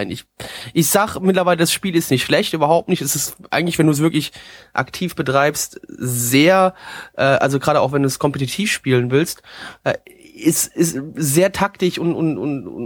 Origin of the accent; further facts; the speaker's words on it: Dieburg, Hesse, Germany; bei uns da ist so in Südhätten so eine kleine Fasnachtshochburg bei uns im Odenwald, beziehungsweise Ausläufer des Odenwalds in Dieburg. Und äh, da ist so, äh, wenn du klein bist, ist Kinderfasnacht ist geil